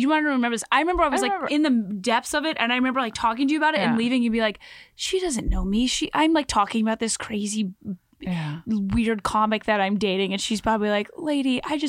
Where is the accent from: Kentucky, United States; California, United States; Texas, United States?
Kentucky, United States; Louisville; so I grew up in Louisville